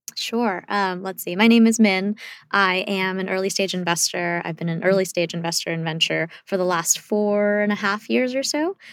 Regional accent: South Korea; now in United States; I was born in South Korea, and, like, we literally came here to pursue the American dream

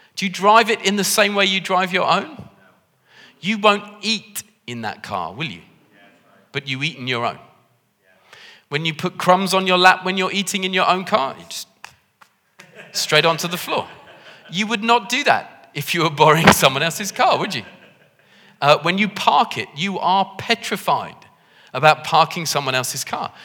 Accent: United Kingdom; we're British

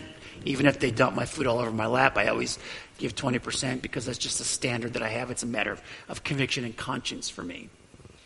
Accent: United States; I value my freedom as an American.

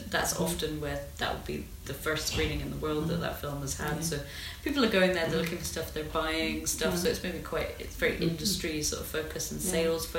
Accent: North Devon, South West England, United Kingdom; now in Glasgow, United Kingdom; I grew up in North Devon

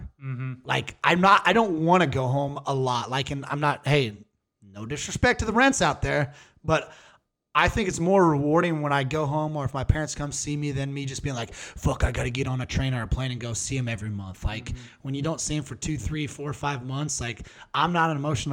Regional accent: Burlington, United States; moved away as an adult; also born or lived in Denver; I'm from Burlington, which is only 20,000

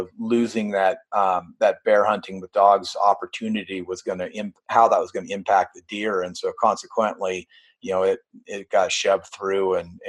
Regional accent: Northwestern California, United States; moved away as an adult; I grew up in Northern California

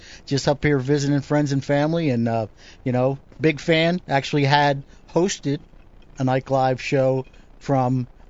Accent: New Jersey, United States; Because I was from Jersey, I was getting a lot of questions about you.

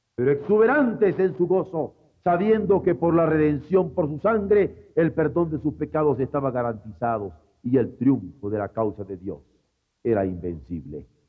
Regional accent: Mexico; como buen mexicano

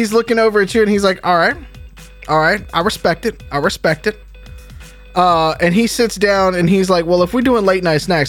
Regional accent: New Orleans, Louisiana, United States; I'm from New Orleans. I'm from the Deep South.

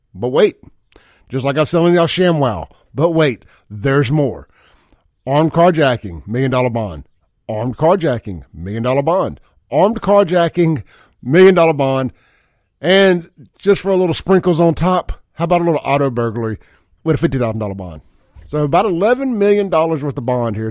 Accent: Jackson, Mississippi, United States; I am from South Jackson

